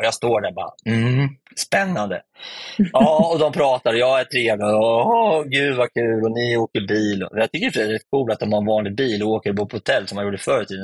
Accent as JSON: {"language": "Swedish", "country": "Sweden", "said": "Hemma i Sverige"}